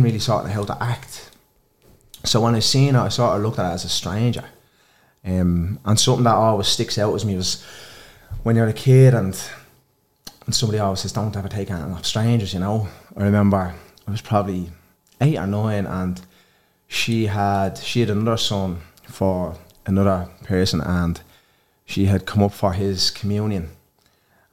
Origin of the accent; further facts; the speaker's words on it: Dublin, Leinster, Ireland; also born or lived in Ballymun; I'm from Blanchardstown.